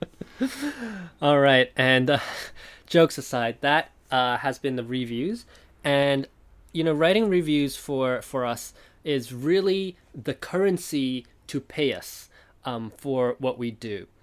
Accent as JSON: {"language": "English", "country": "Taiwan", "tie": "born or raised there", "moved": "yes", "lives_now": "Japan", "said": "I was born in Taiwan, I live in Japan now"}